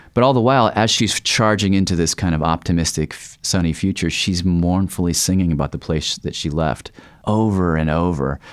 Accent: the South, United States; growing up in the South

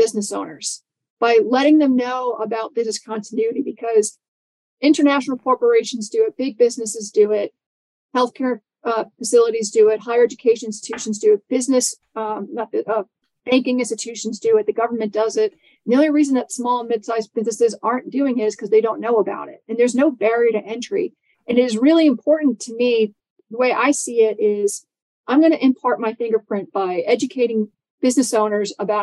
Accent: New York City, New York, United States; I'm from New York City

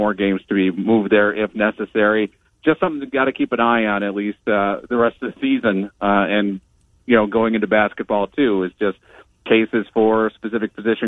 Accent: Minnesota, United States; now in Ames, United States; I went up to Minnesota, my home state, visited my parents

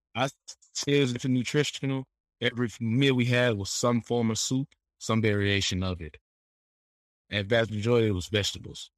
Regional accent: United States; we American, so we from America.

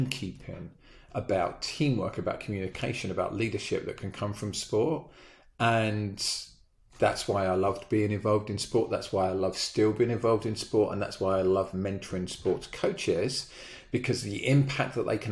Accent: Brighton, South East England, United Kingdom; moved away as an adult; now in United States; We happened to live a mile away from a velodrome in Brighton, my hometown back in the UK

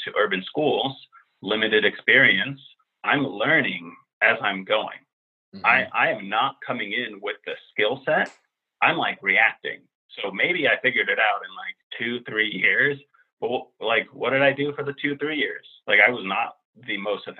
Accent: Finland; also born or lived in Europe / New York; now in Washington, D.C. area, United States; a white Finnish guy who's middle-aged

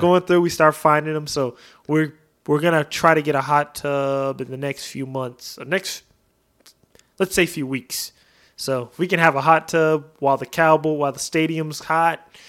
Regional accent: Oregon, United States; now in Texas, United States; I'm from Oregon. We have huge backyards

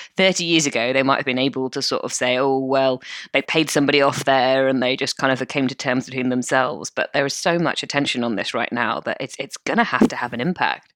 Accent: United Kingdom; we're British.

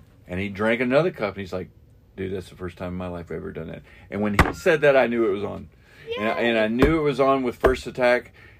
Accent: Shelbyville, Kentucky, United States; also born or lived in Jeffersontown, Kentucky; I grew up in, I mean, I live in J-Town. I grew up in Shelbyville, but mm-hmm. I live in J-Town.

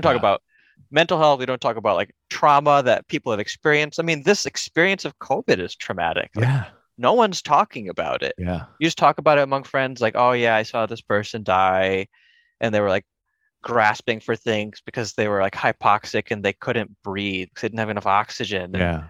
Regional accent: Connecticut, United States; also born or lived in India; I was born in India, but I came when I was a baby, came to Connecticut when I was a baby.

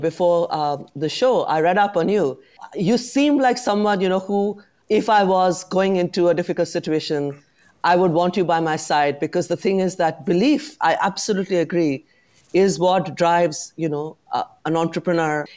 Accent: London, United Kingdom; I'm very proud as a Londoner who has set up a business in the city

